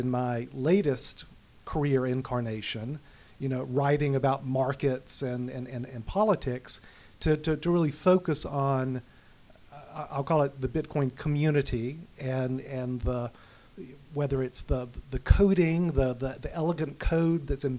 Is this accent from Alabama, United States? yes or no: yes; Alabama, United States; also born or lived in Manhattan, New York; now in Fairfield County, Connecticut, United States; my wife's from Texas. I'm from Alabama